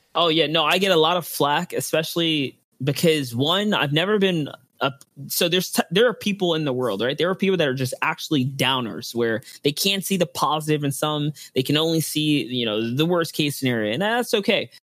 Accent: New York City, New York, United States; I'm from the Bronx, New York

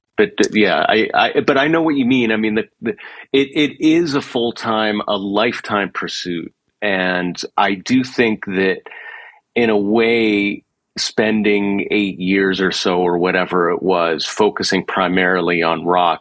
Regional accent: Pittsburgh, Pennsylvania, United States; moved away; also born or lived in New York; I had actually started as a drummer all through the time growing up in Pittsburgh.

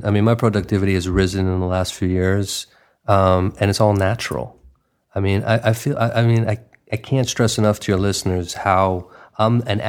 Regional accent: New York, United States; now in Los Angeles, United States; I mean, you know, I'm from New York and now sort of being a transplant out here in lovely Los Angeles.

